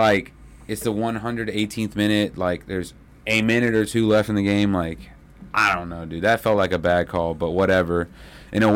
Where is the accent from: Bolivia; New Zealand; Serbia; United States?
Bolivia; I'm from Bolivia